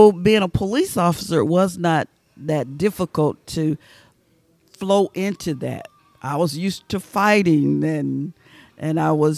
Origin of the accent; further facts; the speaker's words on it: Waverly Hall, Georgia, United States; moved away as an adult; also born or lived in Hamilton, Georgia / Athens, Georgia; I was born in Hamilton, Georgia, and grew up in Waverly Hall, Georgia.